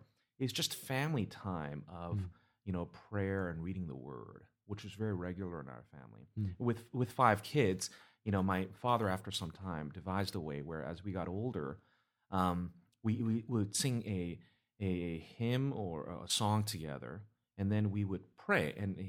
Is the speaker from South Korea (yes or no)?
yes; South Korea; I grew up with the, initially when I was in Korea, the teachings in the churches